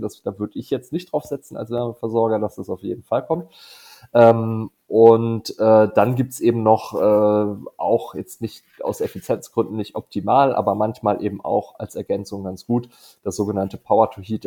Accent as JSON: {"language": "German", "area": "Dithmarschen", "region": "Schleswig-Holstein", "country": "Germany", "tie": "born or raised there", "moved": "yes", "said": "in Schlittmarschen, äh, meiner alten Heimat"}